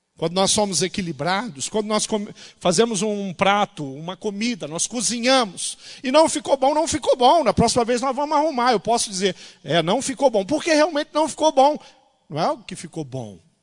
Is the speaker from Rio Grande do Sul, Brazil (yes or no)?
no; interior of Rio de Janeiro, Brazil; moved away; a cidade onde eu nasci, no interior do Rio de Janeiro